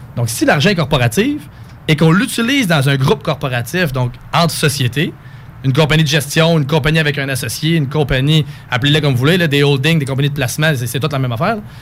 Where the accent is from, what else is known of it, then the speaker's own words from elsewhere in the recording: Coaticook, Quebec, Canada; moved away as an adult; also born or lived in Sherbrooke; now in Quebec City, Canada; je viens de Quaticook en Estrie, la crème glacée